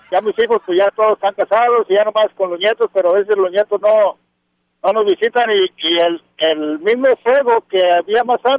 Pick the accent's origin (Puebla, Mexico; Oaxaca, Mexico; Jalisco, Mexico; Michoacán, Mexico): Michoacán, Mexico; moved away; yo soy, yo soy de un pueblo, de soy del estado de Michoacán